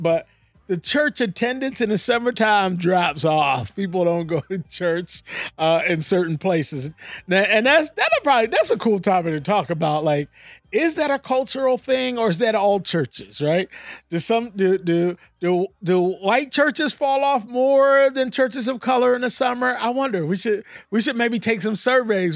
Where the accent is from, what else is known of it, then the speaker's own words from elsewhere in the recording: Philadelphia, Pennsylvania, United States; I'm from Philly